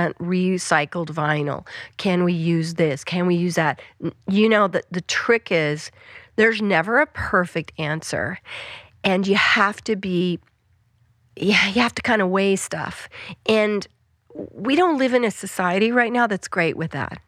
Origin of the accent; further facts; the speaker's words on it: Western Colorado, United States; moved away; I grew up in Western Colorado